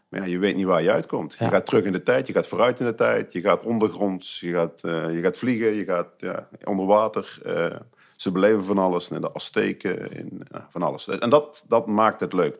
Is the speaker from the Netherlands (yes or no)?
yes; Heeze, North Brabant, Netherlands; Ik ben eh, geboren en getogen en nog steeds woonachtig in Hezen onder de rook van Eindhoven